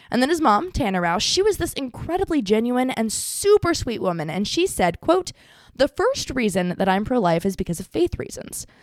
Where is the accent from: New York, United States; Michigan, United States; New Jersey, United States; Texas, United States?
Texas, United States; I don't do well with the cold. I'm a Texan